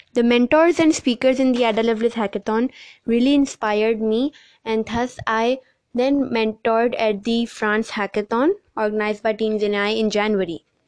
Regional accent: Pakistan; my home country Pakistan

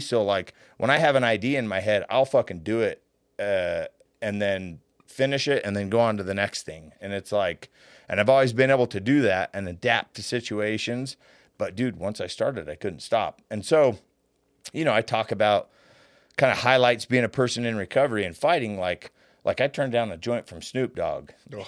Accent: Layton, Utah, United States; I was a kid from Layton, Utah

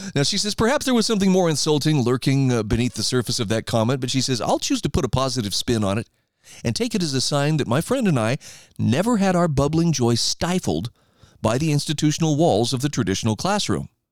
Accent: Idaho, United States; my home state of Idaho

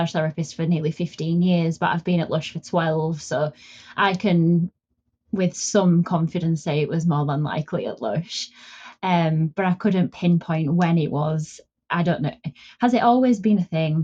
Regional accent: Yorkshire and the Humber, United Kingdom; moved away as an adult; now in Dorset, United Kingdom; I originally am from the north of England, so I'm originally from Yorkshire.

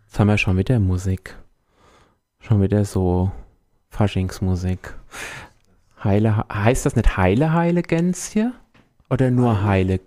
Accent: Rindewich, Hesse, Germany; ich komme aus Rindewich. das ist so von Wächtersbach jetzt nicht so weit weg

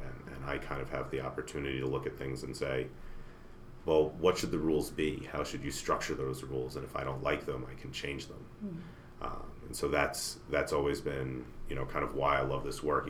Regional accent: New Jersey, United States; moved away as an adult; now in Colorado, United States; I'm a Jersey boy. I grew up just outside New York City

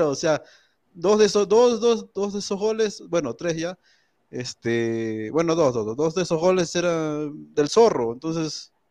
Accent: Peru; mira, Habla, yo soy peruano, ¿tú?

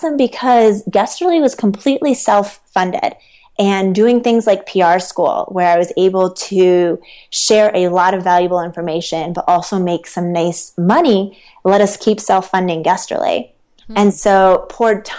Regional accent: Ohio, United States; moved away as an adult; also born or lived in New York City; now in Utah, United States; I grew up in Ohio

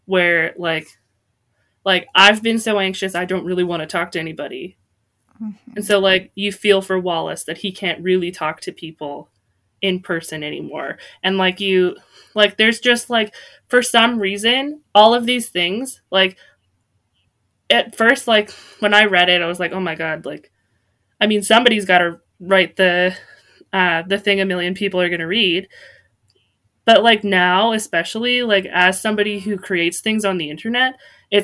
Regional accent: Canada; I'm from Canada

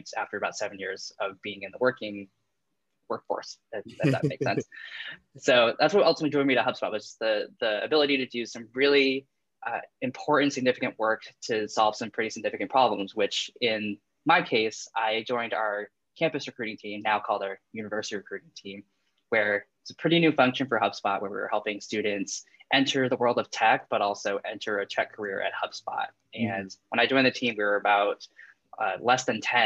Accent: New England, United States; all I've known is literally growing up in New England

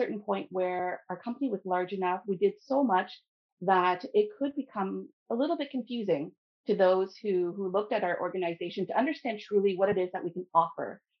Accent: Ottawa, Ontario, Canada; moved away as an adult; now in Sudbury, Canada; I grew up in the Ottawa area within Canada

